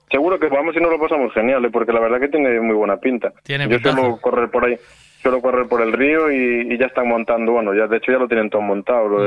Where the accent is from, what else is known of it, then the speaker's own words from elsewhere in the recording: Pontevedra, Galicia, Spain; Yo, es que soy de Pontevedra